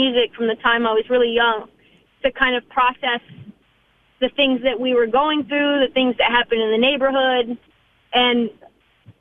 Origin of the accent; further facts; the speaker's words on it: Portland, Oregon, United States; also born or lived in California / Northern California; we moved from California to Northern California to Portland